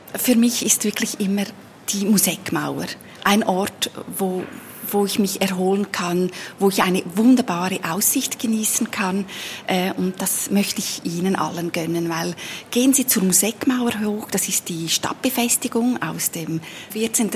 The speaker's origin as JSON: {"language": "German", "region": "Lucerne", "country": "Switzerland", "tie": "born or raised there", "said": "Ich bin in Luzern geboren und aufgewachsen"}